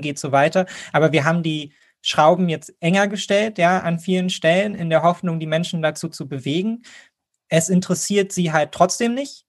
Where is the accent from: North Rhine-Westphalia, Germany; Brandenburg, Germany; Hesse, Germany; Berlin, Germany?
Berlin, Germany; als Berliner